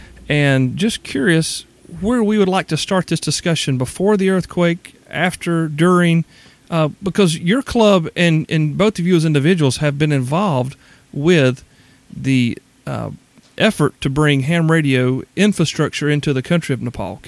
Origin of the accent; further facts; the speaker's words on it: South Carolina, United States; accent: South Carolina; My South Carolina accent